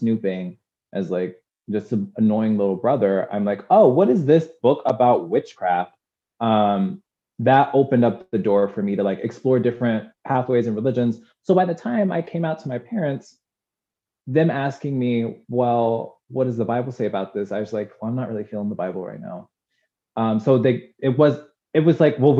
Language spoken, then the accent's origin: English; Durham, North Carolina, United States; I was born in Durham, North Carolina